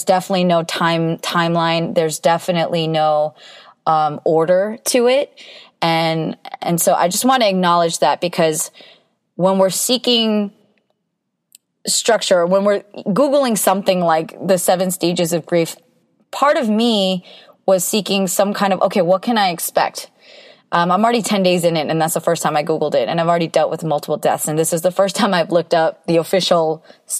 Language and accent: English; United States; being Korean American